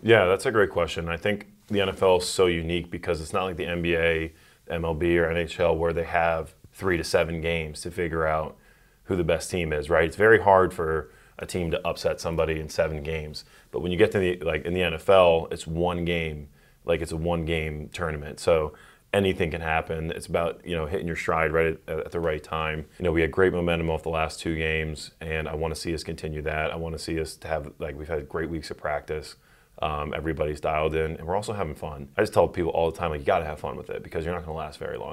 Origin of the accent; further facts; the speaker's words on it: West Chester, Pennsylvania, United States; I grew up in Westchester, Pennsylvania, greatest, um, town in the greatest state